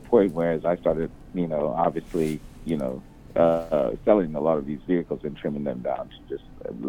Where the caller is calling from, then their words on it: Tanzania; And what brings me out here right now is I'm calling literally from Tanzania.